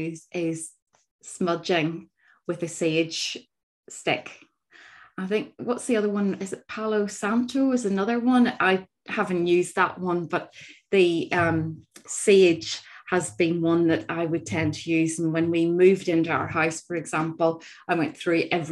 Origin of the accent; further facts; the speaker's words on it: Northern Ireland, United Kingdom; growing up in Northern Ireland, our north coast